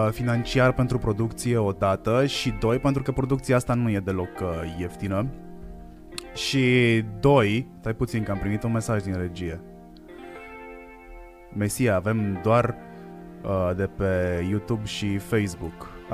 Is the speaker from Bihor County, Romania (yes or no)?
no; Hațeg, Hunedoara County, Romania; also born or lived in Cluj; vin dintr-o zonă cu foarte multe accente, vin din Hațec, din Hunedoara, care e la distanță egală între Ardeal, Oltenia și Banat. Uh, am stat foarte mult în sud, uh, m-am mutat din nou în sud, am stat foarte mult în Cluj vreo 12 ani